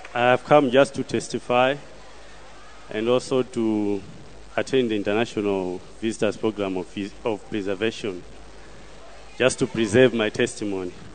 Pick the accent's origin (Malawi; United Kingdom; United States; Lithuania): Malawi; I come from Malawi